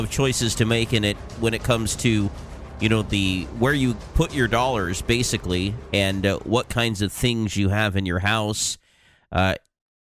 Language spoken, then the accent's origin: English; Portland, United States; Portland, my hometown